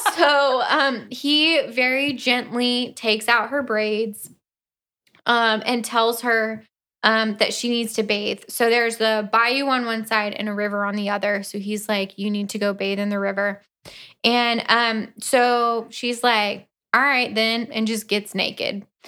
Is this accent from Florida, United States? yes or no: yes; Orlando, Florida, United States; I grew up in Orlando